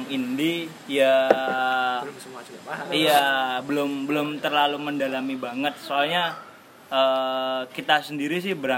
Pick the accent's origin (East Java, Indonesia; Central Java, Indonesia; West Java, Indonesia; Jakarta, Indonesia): East Java, Indonesia; Jember; udah 19 tahun di Jember masa, uh, masa kita nggak ngasih kontribusi apapun kita nih putra daerah gitu loh